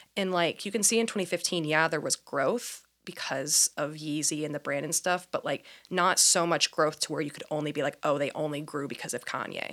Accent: Indiana, United States; moved away as an adult; also born or lived in Myrtle Beach, South Carolina; now in Portland, United States; born and raised in Indiana

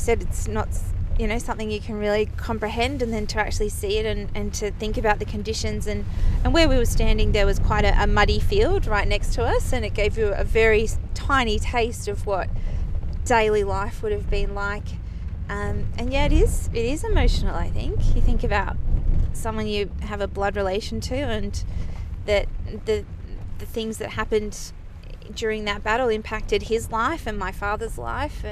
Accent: Queensland, Australia; we come from Queensland and Australia

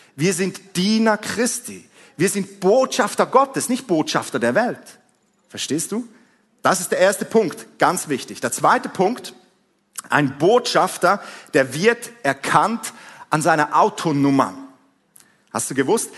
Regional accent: Switzerland; accent: Swiss; vielleicht hast du es schon an meinem Akzent gehört, ich bin ein Schweizer

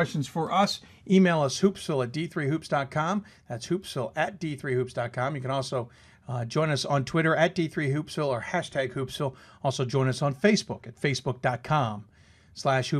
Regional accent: Mid-Atlantic, United States; I'm from the Mid-Atlantic region

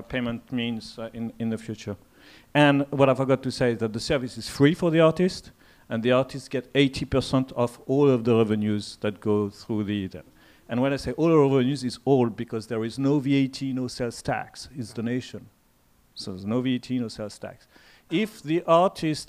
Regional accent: France; accent: French; English is a second language; I come from France, as you can hear from the accent.

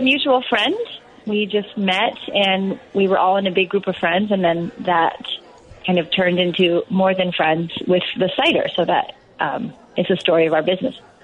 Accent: Seattle, Washington, United States; moved away as an adult; now in Chicago, United States; I uh, grew up in Seattle

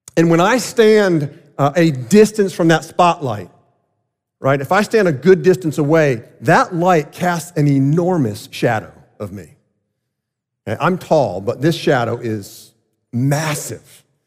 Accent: South Florida, United States; I grew up in South Florida

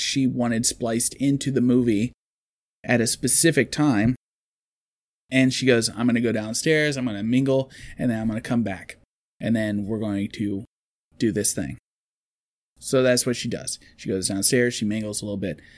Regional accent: United States; as an American

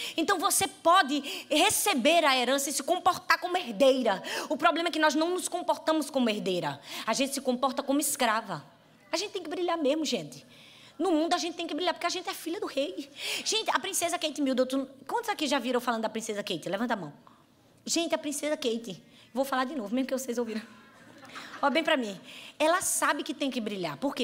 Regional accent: Northeast Region, Brazil; accent: Northeastern; uma pequenininha nordestina

